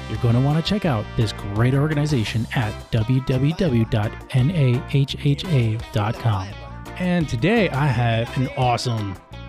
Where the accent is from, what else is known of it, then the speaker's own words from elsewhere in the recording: Texas, United States; born there; Even though my family hails from Hawaii, mm-hmm. I was born in Texas.